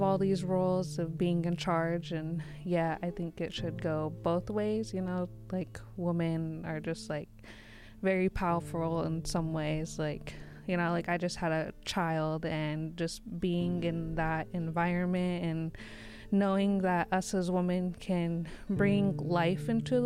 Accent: Lummi, Washington, United States; I come from Lummi

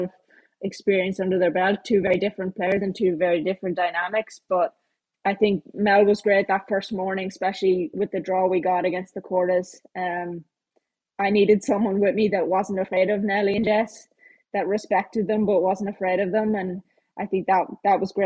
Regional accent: Ireland; me being Irish

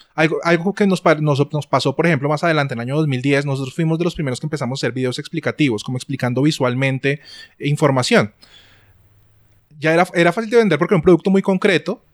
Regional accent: Colombia; soy un eh, diseñador eh, colombiano

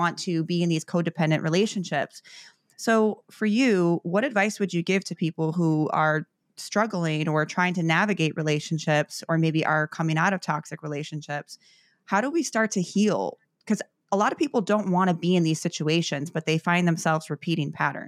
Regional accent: Chicago, Illinois, United States; when I look at my upbringing, you know, growing up in Chicago, I was very similar and had a very chaotic household.

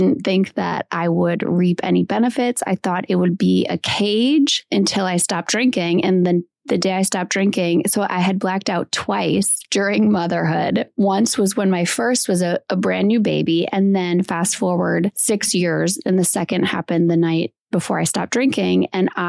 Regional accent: Wisconsin, United States; I'm from Wisconsin

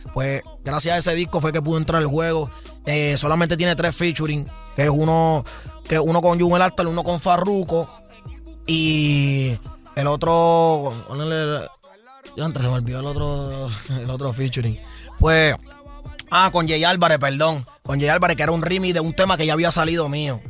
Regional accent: Puerto Rico; also born or lived in United States; yo salí de Puerto Rico, salí de abajo

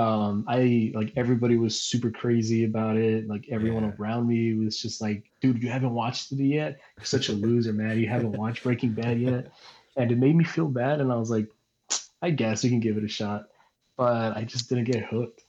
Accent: El Paso, Texas, United States; now in San Diego, United States; I'm from El Paso

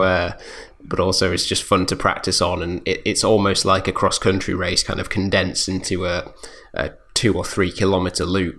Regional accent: United Kingdom; we're British

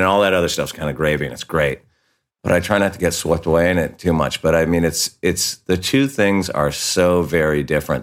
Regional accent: Santa Barbara, California, United States; we're from Santa Barbara, dude. Like, half the people we grew up with are dead.

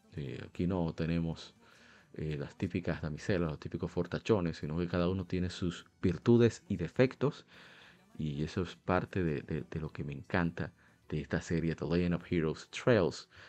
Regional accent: Dominican Republic; Nosotros somos de República Dominicana

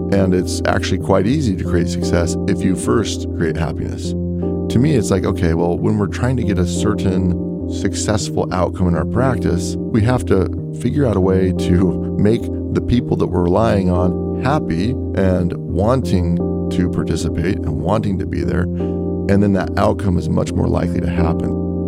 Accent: Salt Lake City, Utah, United States; also born or lived in Portugal; I grew up in Salt Lake City, Utah

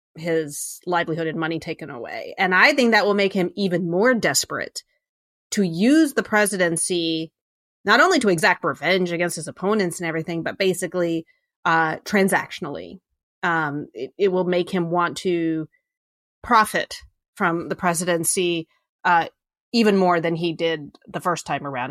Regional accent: Virginia, United States; I grew up in Virginia

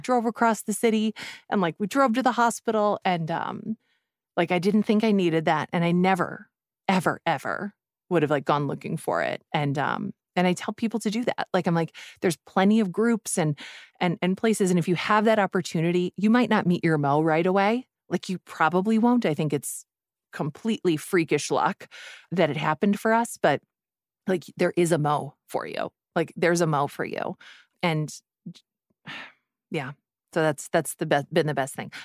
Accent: Midwest, United States; I'm also from the Midwest. We are a thrifty people

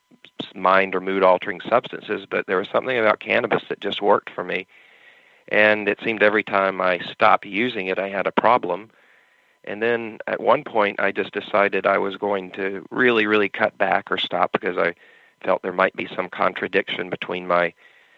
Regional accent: North Carolina, United States; moved away as an adult; now in California, United States; I'm originally from North Carolina

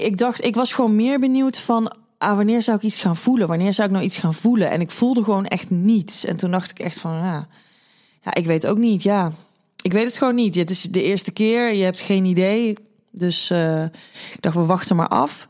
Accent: 's-Hertogenbosch, North Brabant, Netherlands; ik kom uit Den Bosch

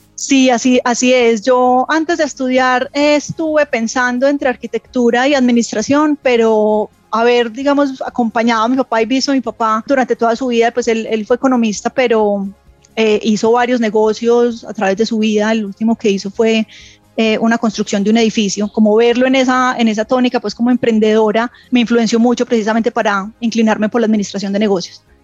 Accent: Medellín, Antioquia, Colombia; yo soy de Medellín. Eh, crecí en una familia tradicional antioqueña

